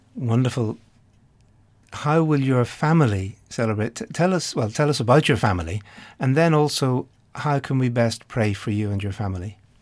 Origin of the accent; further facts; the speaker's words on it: Ireland; being Irish myself